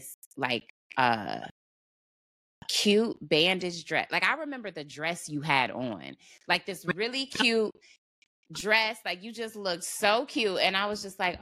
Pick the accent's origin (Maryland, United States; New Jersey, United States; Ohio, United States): Ohio, United States; Cleveland; moved away as an adult; now in Dallas, United States; we're both from Ohio, Cleveland, Ohio